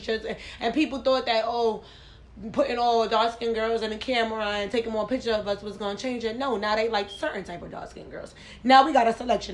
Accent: New York, United States; growing up in New York

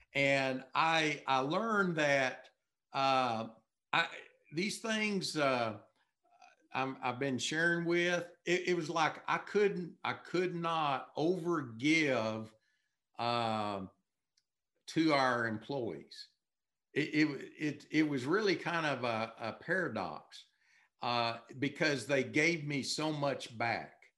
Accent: Texas, United States; I'm from Texas

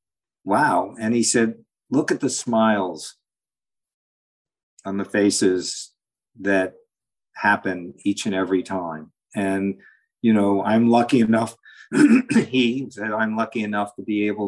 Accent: New York City, New York, United States; I grew up in New York City, on the Upper East Side

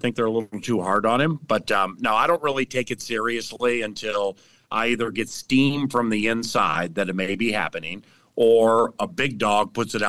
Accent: Washington, District of Columbia, United States; I'm from Washington, D.C. I've lived all over the world.

